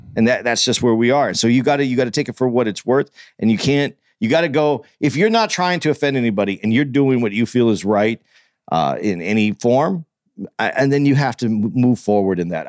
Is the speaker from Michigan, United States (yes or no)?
no; Tucson, Arizona, United States; I was growing up in Tucson